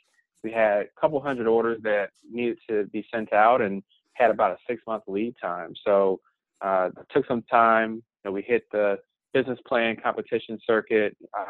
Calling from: Norfolk, Virginia, United States; I'm calling you from Norfolk, Virginia.

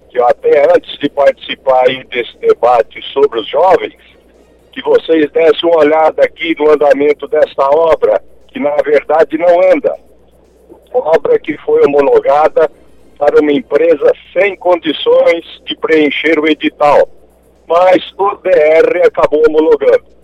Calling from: Maringá, Paraná, Brazil; Eu moro aqui no centro, Avenida Paraná, a Avenida Para

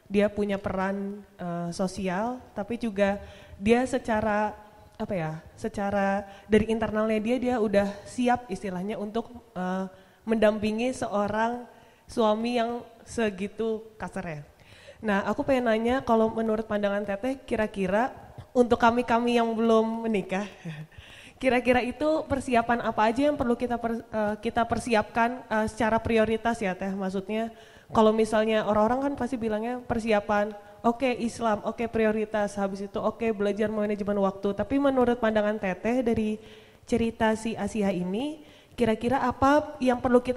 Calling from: Bandung, West Java, Indonesia; saya dari Bandung.

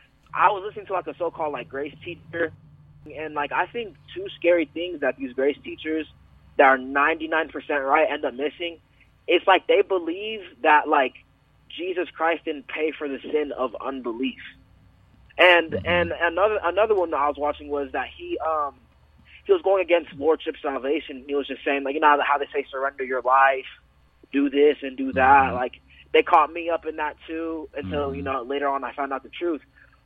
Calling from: Denver, Colorado, United States; I live in Denver, but I go to school in Thornton. It's like a 20-minute drive.

